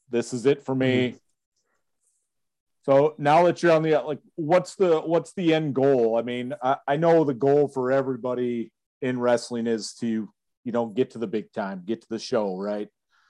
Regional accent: Kalkaska, Michigan, United States; So I grew up in Kalkaska.

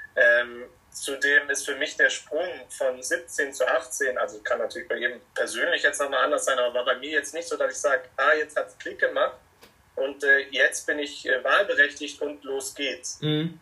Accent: Munich, Bavaria, Germany; ich bin ja aus München und wohne in München

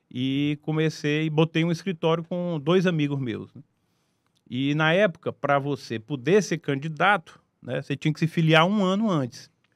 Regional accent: Teresina, Piauí, Brazil; eu sou teresinense, né? nasci ah. aqui em Teresina.

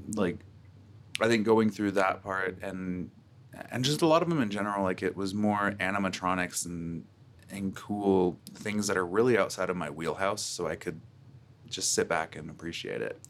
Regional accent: Virginia, United States; moved away; I grew up in Virginia where there was chicken and waffles aplenty

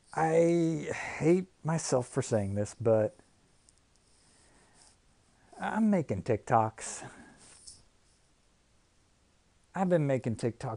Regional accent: Michigan, United States; now in Tennessee, United States; I think everybody here knows I grew up playing hockey, okay? I was born right outside of Detroit, and I've been playing hockey my whole life.

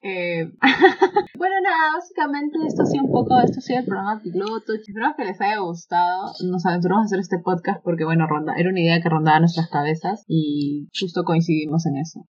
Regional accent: Peru; de Perú

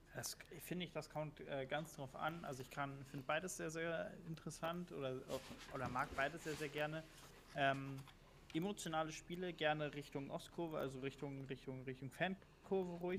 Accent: Berlin, Germany; ich komme aus Berlin

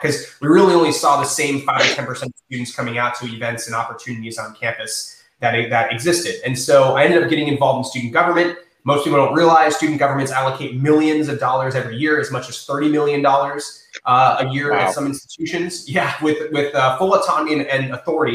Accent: East Lake, Florida, United States; also born or lived in St. Petersburg, Florida; I grew up in in North County, um, North North Pinellas, um, the East Lake area

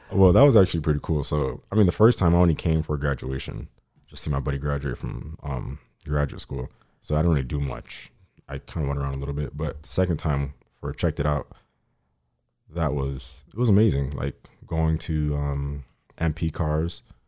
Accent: Miami, Florida, United States; now in Fort Lauderdale, United States; I grew up in Miami for, like, eighteen years.

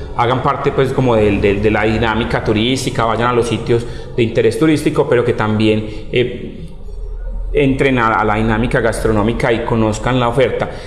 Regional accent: Medellín, Antioquia, Colombia; moved away as an adult; now in Guatapé, Colombia; yo no soy del municipio de Guatapé, yo soy de, Medellín, pero llevo ya eh, varios años viviendo eh, en este hermoso paraíso

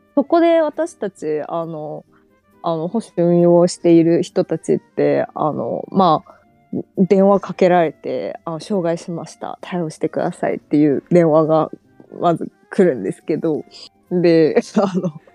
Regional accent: China; first language Chinese; Japanese is a second language; also born or lived in Japan; 4歳から中国に帰って

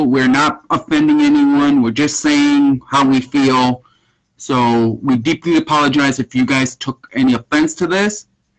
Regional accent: Puerto Rico; I'm Puerto Rican. I'm Puerto Rican. I'm from Puerto Rico. My family are from Puerto Rico.

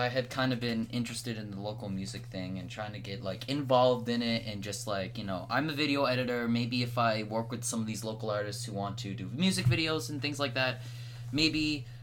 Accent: Canada; I'm Canadian

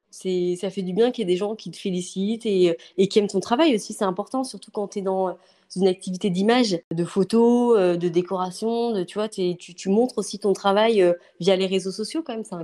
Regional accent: Angers, Pays de la Loire, France; born there; also born or lived in Paris / Bordeaux; Et c'est vrai que moi, je viens du nord parce que je suis née à Angers. J'ai vécu à Paris, j'ai vécu à Bordeaux.

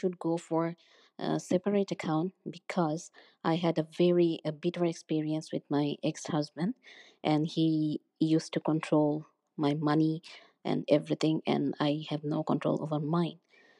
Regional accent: Bangladesh; now in Canada; I am originally from Bangladesh, but now I live in Canada. I am a recently divorced lady.

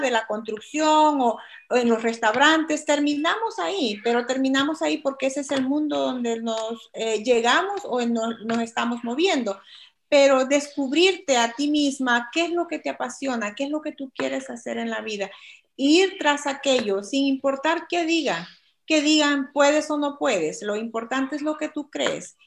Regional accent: El Salvador; moved away as an adult; now in United States; soy de El Salvador y actualmente vivo en los Estados Unidos.

